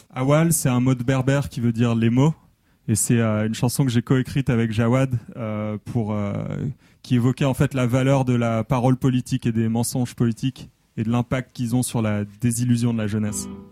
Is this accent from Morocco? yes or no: no; France; moved away; also born or lived in Los Angeles, United States; j'ai grandi en France et je suis parti aux États-Unis assez jeune